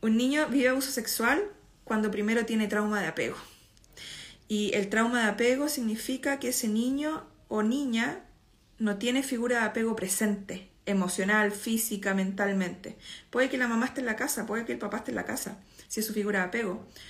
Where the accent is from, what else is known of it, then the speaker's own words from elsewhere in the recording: Chile; moved away as an adult; hace 10 años que no, vivo en Chile